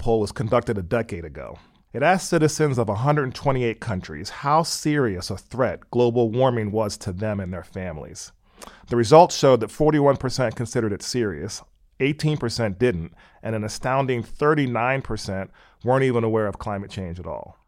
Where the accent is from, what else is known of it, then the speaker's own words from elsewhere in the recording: Pennsylvania, United States; moved away as an adult; also born or lived in California; I grew up in Pennsylvania and I went out to Stanford University for college in California.